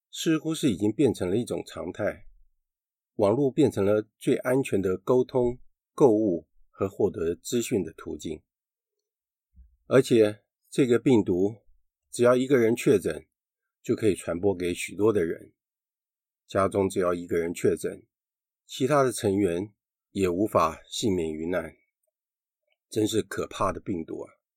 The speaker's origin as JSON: {"language": "Chinese", "country": "Taiwan", "said": "我们台湾人民"}